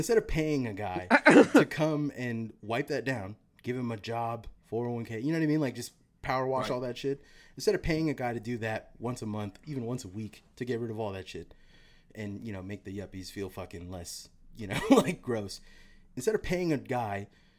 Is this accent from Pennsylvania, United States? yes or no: no; Sunnyvale, California, United States; In the area that I grew up in Sunnyvale, I was the only poor person for about 10 miles, right?